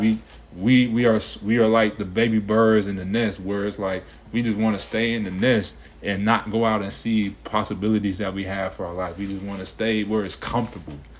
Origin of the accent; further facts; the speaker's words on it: Cincinnati, Ohio, United States; moved away as an adult; now in Atlanta, United States; growing up in Cincinnati, you know, Mason area